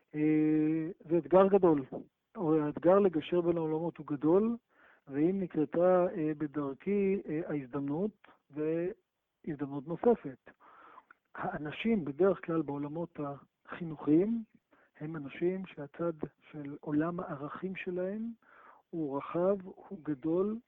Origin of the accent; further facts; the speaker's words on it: Ashdod, Southern District, Israel; גדלתי באשדוד